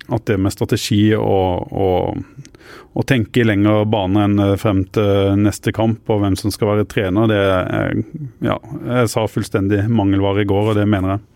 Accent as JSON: {"language": "Norwegian", "town": "Arendal", "region": "Agder", "country": "Norway", "said": "Jeg kommer jo fra Arendal"}